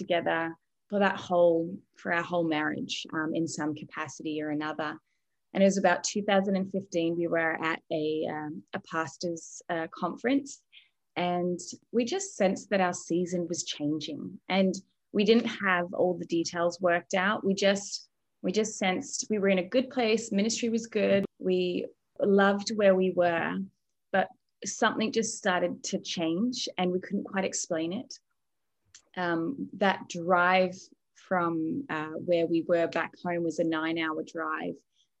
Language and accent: English; Australia; moved away as an adult; now in Canada; Yeah, so I grew up in Australia in the same little town, well, not little, little city, my whole life, and grew up in a great Christian family.